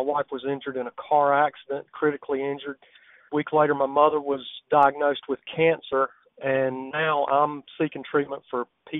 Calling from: Charlotte, North Carolina, United States; I'm calling from Charlotte, North Carolina.

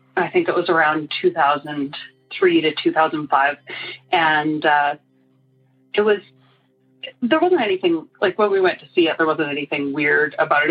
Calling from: Calgary, Alberta, Canada; I'm calling from Calgary, Alberta. That's in Canada.

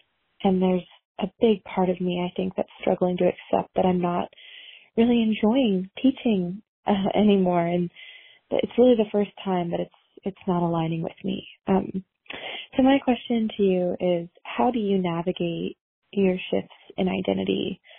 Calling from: Los Angeles, California, United States; I'm 23 and I'm calling from Los Angeles, California.

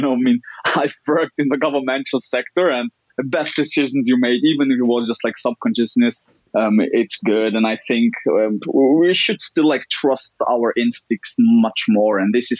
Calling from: Austria; We're talking from Austria.

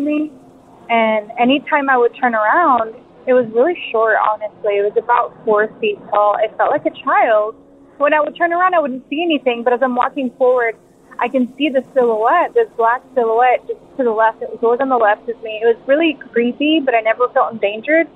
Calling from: Big Sur, California, United States; I'm calling from Big

